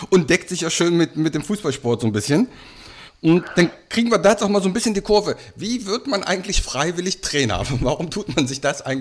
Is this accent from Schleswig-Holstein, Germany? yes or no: no; Hanover, Lower Saxony, Germany; es geht in die Hauptstadt von Niedersachsen, also so ein bisschen zurück in meine Heimat.